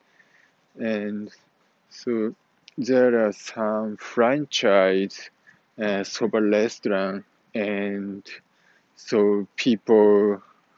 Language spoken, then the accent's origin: English; Japan; moved away; when I go back to Japan